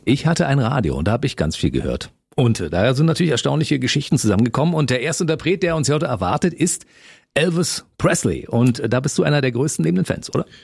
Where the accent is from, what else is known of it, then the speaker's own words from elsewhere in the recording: East Germany, Germany; Ich bin im Osten aufgewachsen